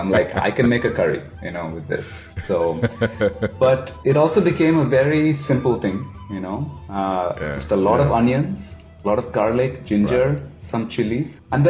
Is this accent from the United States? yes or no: no; Zambia; also born or lived in India; Because, you know, I grew up in Africa, grew up in Zambia, went to a boarding school in the south, left India at 18 to go to college in the US.